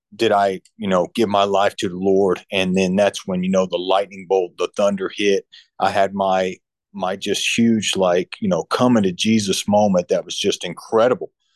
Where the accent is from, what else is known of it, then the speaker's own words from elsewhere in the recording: Central Illinois, United States; moved away as an adult; also born or lived in Hampton, Virginia / Florida; I'm from Central Illinois